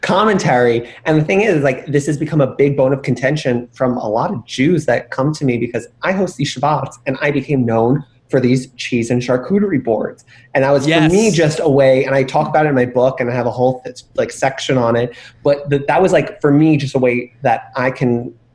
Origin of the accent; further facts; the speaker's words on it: New York City, New York, United States; I grew up in Queens